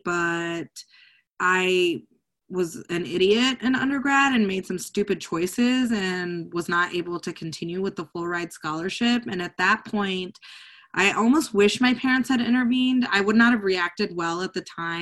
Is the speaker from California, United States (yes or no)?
no; Kentucky, United States; moved away as an adult; also born or lived in Illinois; I was born and raised in Kentucky. I was a Kentucky resident.